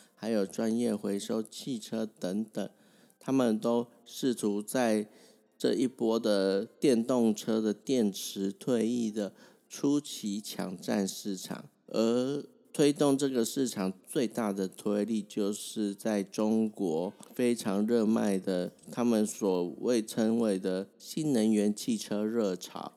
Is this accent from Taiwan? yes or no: yes; Taiwan; 大家台湾人